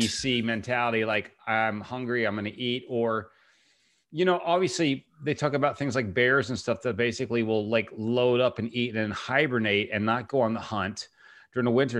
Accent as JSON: {"language": "English", "region": "Virginia", "country": "United States", "tie": "born or raised there", "said": "the Commonwealth of Virginia, I'm from there"}